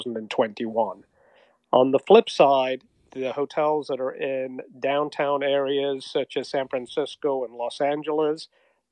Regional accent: England, United Kingdom; moved away as an adult; now in Newport Beach, United States; As you might detect from the accent, I'm originally from England

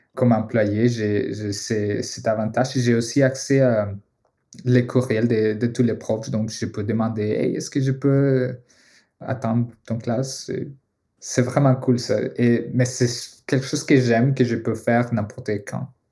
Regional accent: Colombia; French is a second language; moved away as an adult; also born or lived in United States / Boston; now in Montreal, Canada; je viens de la Colombie

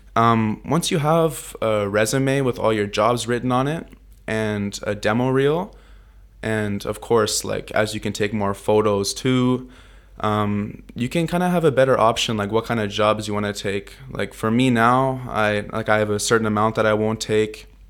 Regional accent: Vancouver, British Columbia, Canada; moved away as an adult; also born or lived in Toronto, Ontario; now in Tokyo, Japan; I grew up in Vancouver, Canada, since I was five years old. I was actually born in Toronto, Ontario on a farm

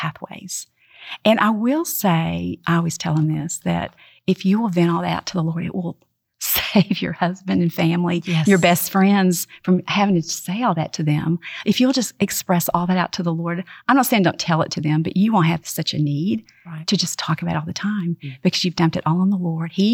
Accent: Oklahoma, United States; moved away as an adult; I grew up in Oklahoma

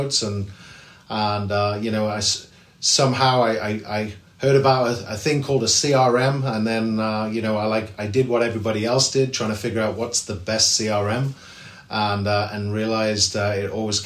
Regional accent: England, United Kingdom; moved away as an adult; also born or lived in Liverpool; now in South Carolina, United States; I grew up in England

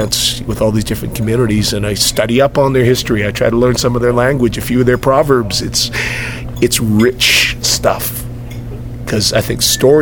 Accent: Canada; I was born here, I was raised here.

